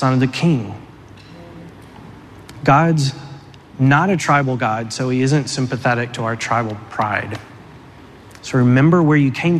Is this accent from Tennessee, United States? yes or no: yes; Tennessee, United States; I grew up in Tennessee